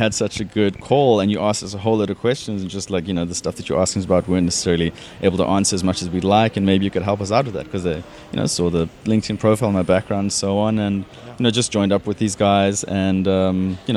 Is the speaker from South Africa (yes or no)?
yes; South Africa; moved away as an adult; also born or lived in United Kingdom; now in Australia; as you can hear, I'm not Australian. I originally from South Africa.